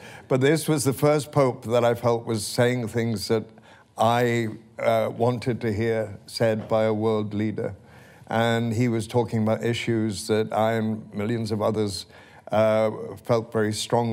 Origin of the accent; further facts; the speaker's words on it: Wales, United Kingdom; I was raised in the Presbyterian church in Wales